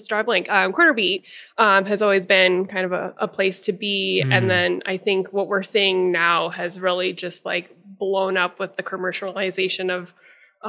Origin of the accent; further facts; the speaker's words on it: Denver, Colorado, United States; I am born and raised in Denver